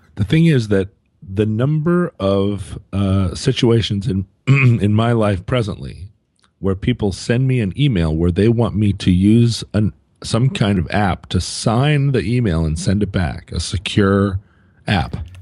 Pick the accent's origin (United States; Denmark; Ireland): United States; Anchorage, Alaska; moved away; I was flying from Anchorage, Alaska, my hometown